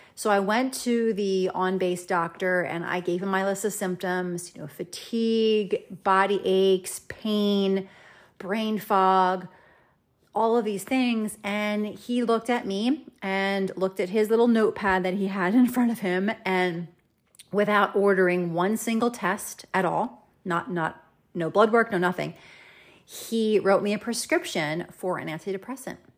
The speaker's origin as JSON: {"language": "English", "town": "Cherry Hill", "region": "New Jersey", "country": "United States", "tie": "born or raised there", "also_born_or_lived": "Germany", "moved": "as an adult", "lives_now": "Iowa, United States", "said": "my hometown of Cherry Hill, New Jersey"}